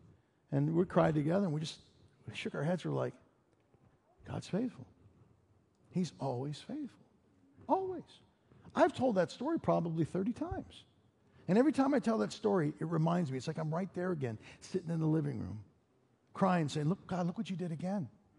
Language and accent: English; Chicago, Illinois, United States; now in Denver, United States; I remember we moved to Denver and we came from Chicago. In our community in Chicago, all of the school stuff was paid for. We get to Denver, and they hand me this list.